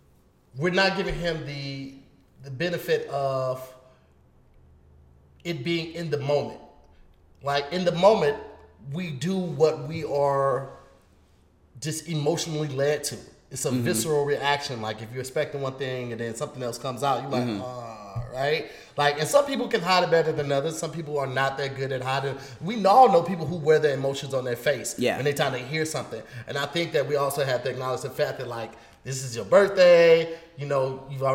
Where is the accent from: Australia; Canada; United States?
United States; St. Louis, Missouri; I'm from St. Louis